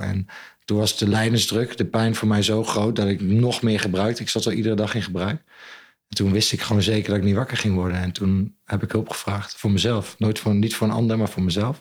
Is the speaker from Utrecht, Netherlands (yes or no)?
no; Zwolle, Overijssel, Netherlands; also born or lived in New Zealand / Ireland; Ik ben opgegroeid aan het Grote Kerkplein